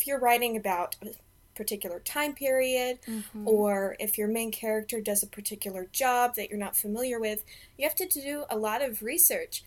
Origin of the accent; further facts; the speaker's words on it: Kansas, United States; I was born and raised in Kansas, so it was a rather slow and quiet childhood